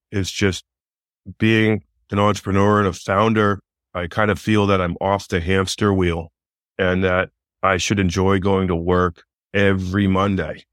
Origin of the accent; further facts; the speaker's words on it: Northern Vermont, United States; moved away as an adult; also born or lived in Massachusetts; I'm from Northern Vermont. I used to work for my father, who was a builder